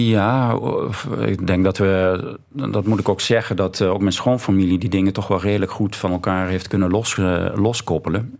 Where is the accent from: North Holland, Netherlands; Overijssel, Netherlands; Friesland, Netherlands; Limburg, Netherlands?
Limburg, Netherlands; Voerendaal; En ik kom uit Voerendaal, zoals al gezegd, een, een dorpje bij Heerlen in de buurt, of dorp inmiddels.